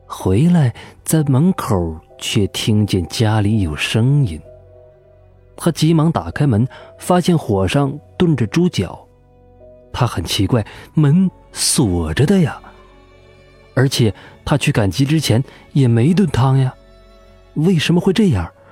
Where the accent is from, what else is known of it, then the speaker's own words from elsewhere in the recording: Guizhou, China; 在我们贵州那里